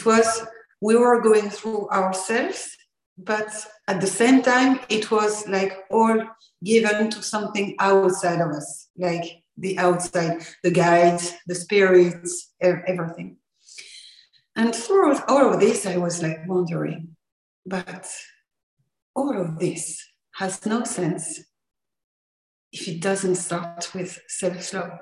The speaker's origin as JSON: {"language": "English", "country": "France", "second_language": "English", "said": "I'm from France, so I'm already sorry for my accent"}